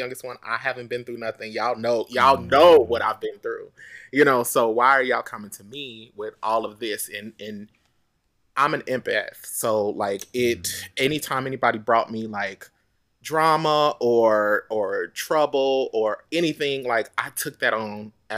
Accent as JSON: {"language": "English", "region": "Oklahoma", "country": "United States", "tie": "born or raised there", "moved": "yes", "said": "I was looking to get out of my hometown anyway. You know, I just wanted out of Oklahoma because even though there's a lot of opportunity there, there's not a lot yet."}